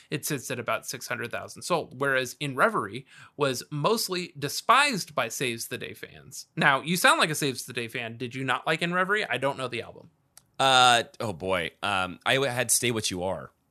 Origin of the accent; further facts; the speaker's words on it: New Jersey, United States; Yes, I'm from South Jersey. When they play it here, we go nuts and all hands in the air for New Jersey's success story.